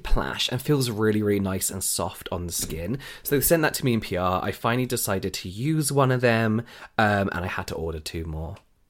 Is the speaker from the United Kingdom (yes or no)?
yes; England, United Kingdom; I'm going to call them flannels, sorry, because I'm English and I'm used to calling them flannels.